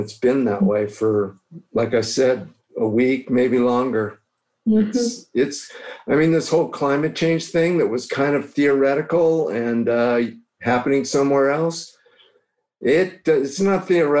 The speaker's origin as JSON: {"language": "English", "region": "Ohio", "country": "United States", "tie": "born or raised there", "moved": "yes", "lives_now": "Colorado, United States", "said": "I grew up in Ohio in the heartland where it's a lot more fertile and trees and it's earthier."}